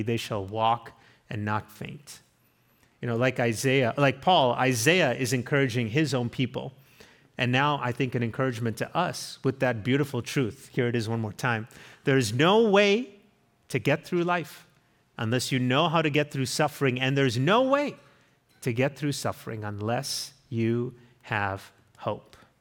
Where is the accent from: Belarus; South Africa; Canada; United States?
South Africa; moved away; we went to my home country. It's where I'm from